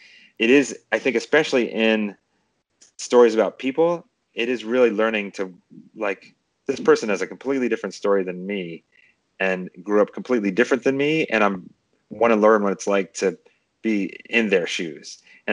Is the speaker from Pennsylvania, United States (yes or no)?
yes; Pennsylvania, United States; I grew up in Pennsylvania, right on the Mason-Dixon line, and I learned about the I grew up right near 30 miles from Gettysburg